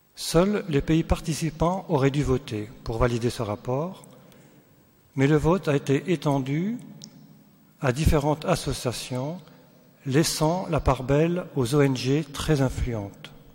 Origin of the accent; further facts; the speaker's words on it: Sélestat, Grand Est, France; nous venons d'Alsace, euh, de Célestat